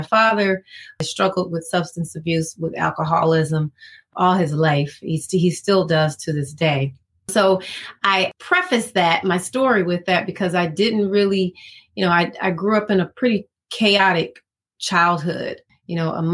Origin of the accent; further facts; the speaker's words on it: Decatur, Georgia, United States; also born or lived in Atlanta, Georgia; I was born in Atlanta, pretty much raised in Decatur